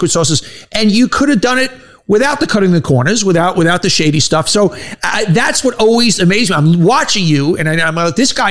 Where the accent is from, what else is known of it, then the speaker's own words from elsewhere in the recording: New York City, New York, United States; I grew up in Bayside, Bayside also.